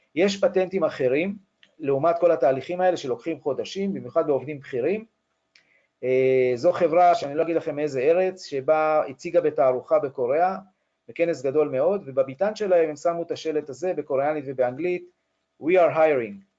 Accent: Israel

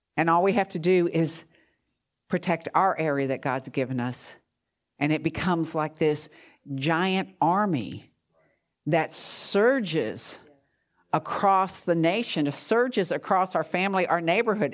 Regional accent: New Jersey, United States; moved away; I'm from New Jersey

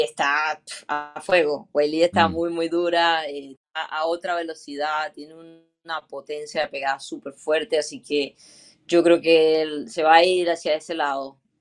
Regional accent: Venezuela; como venezolana, creo que como latina me siento eh, bastante orgullosa

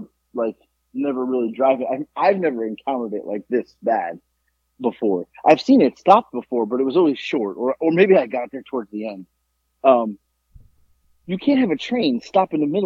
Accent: South Florida, United States; moved away; I'm not a Southerner. It's not who I am. So, you know, growing up in South Florida, you had to be quick-witted

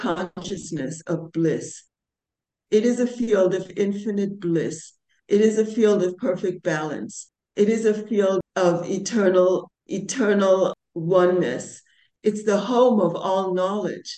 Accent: New York, United States; also born or lived in London; now in India; I'm originally from New York

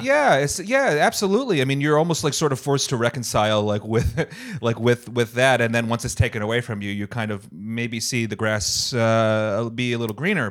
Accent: Rhode Island, United States; moved away as an adult; also born or lived in New Hampshire; now in Los Angeles, United States; I'm from Rhode Island originally.

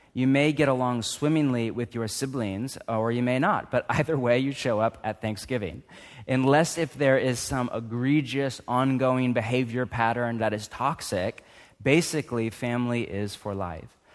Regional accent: United States; I'm too American

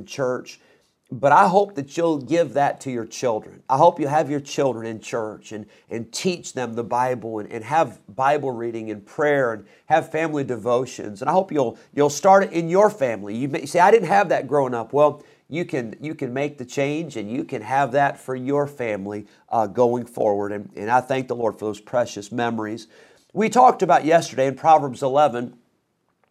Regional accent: Rockford, Illinois, United States; also born or lived in Geneseo, Illinois; I grew up in Rockford

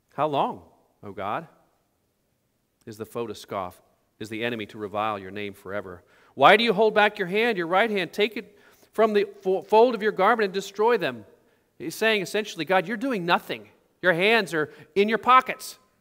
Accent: Oklahoma, United States; when I grew up in Oklahoma

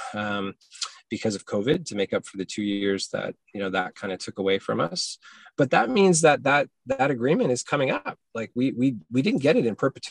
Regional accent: Hamilton, Ontario, Canada; now in Halifax, Canada; I grew up in Hamilton as a Ticats fan

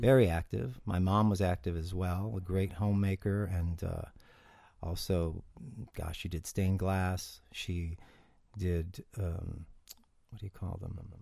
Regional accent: Cleveland, Ohio, United States; also born or lived in Mayfield Village, Ohio; I was born in Cleveland, Ohio

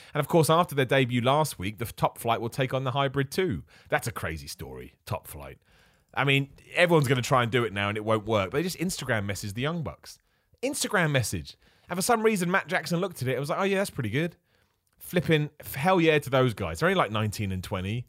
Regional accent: United Kingdom; I'm British, right? I'm a British wrestler

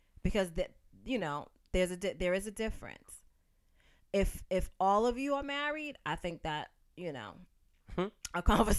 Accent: Roxbury, Massachusetts, United States

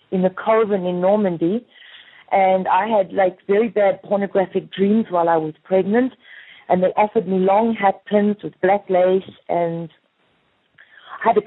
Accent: South Africa; moved away as an adult; when I arrived in Paris, I came from South Africa as a model.

